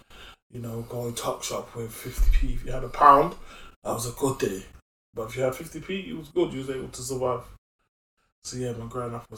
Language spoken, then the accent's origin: English; Brixton, London, United Kingdom; Yes, so I was born in Moorland Estate